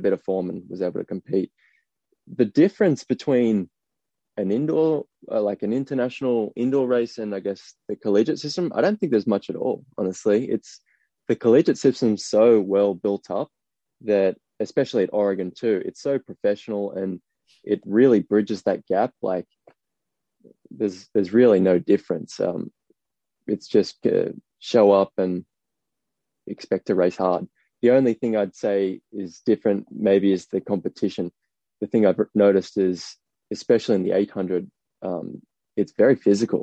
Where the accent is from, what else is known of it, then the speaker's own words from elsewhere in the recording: Gosford, New South Wales, Australia; I grew up on the Central Coast in Gosford.